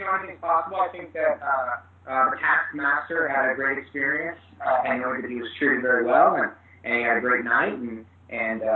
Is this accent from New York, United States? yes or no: yes; New York, United States; I'm a New Yorker